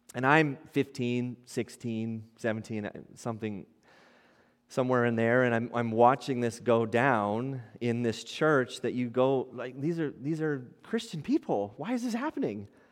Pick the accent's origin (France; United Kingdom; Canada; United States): Canada; Ottawa, Ontario; moved away; I grew up in, in Ottawa. Many of you might know that in Ontario